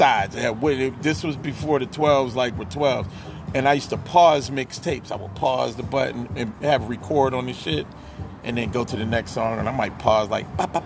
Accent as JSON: {"language": "English", "region": "Pennsylvania", "country": "United States", "tie": "born or raised there", "said": "I'm from Pennsylvania"}